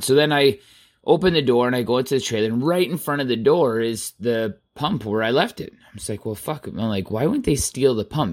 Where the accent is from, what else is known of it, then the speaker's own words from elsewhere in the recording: Southern Alberta, Canada; I was born and raised in Southern Alberta on a farm